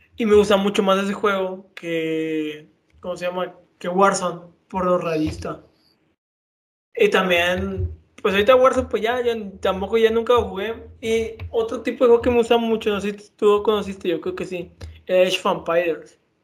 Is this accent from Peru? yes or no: no; Mexico; somos respetados mexicanos